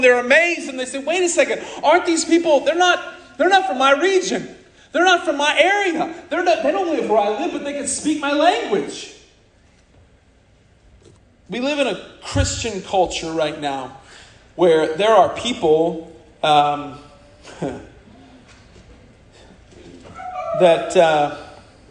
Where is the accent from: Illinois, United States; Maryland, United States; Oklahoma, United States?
Oklahoma, United States; accent: Okie; first language English; I'm from Oklahoma, I'm Okie, speaking Okie